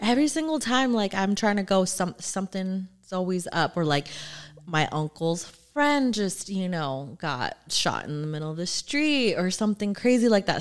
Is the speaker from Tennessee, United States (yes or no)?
no; Orange County, California, United States; also born or lived in Norwalk; I grew up in Orange County